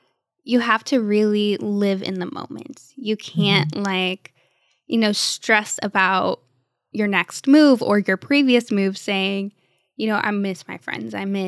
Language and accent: English; Cleveland, Ohio, United States; also born or lived in Texas; now in Florida, United States; You know, since living in Texas, we were San Antonio Spurs fans. We're from Cleveland, Ohio.